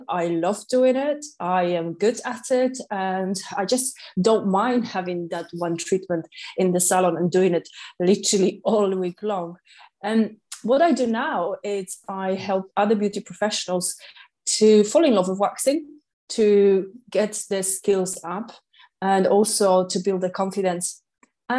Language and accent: English; Katowice, Silesian Voivodeship, Poland; English is a second language; moved away as an adult; now in London, United Kingdom; in 2006, I arrived to London from Poland, from city Katowice, and I got a job